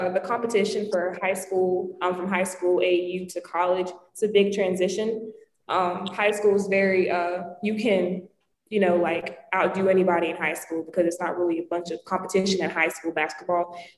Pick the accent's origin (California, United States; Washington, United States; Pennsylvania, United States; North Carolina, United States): North Carolina, United States; moved away as an adult; now in New Jersey, United States; I'm not originally from New Jersey. I'm from North Carolina, so I'm like 10 hours away from home